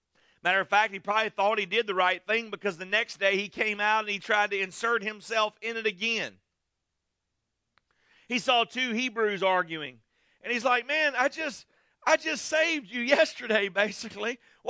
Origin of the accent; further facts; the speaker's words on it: United States; as an American people